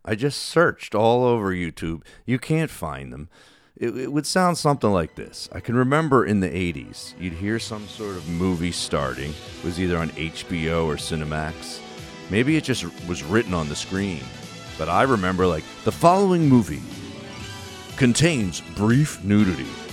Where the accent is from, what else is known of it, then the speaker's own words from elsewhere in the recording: New Jersey, United States; that I grew up with in South Jersey.